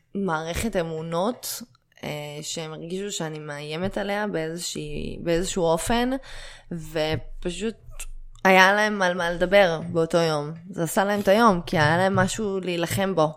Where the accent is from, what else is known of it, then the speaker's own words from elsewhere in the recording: Israel; להרגיש חלק בלתי נפרד מהמדינה שבה גדלתי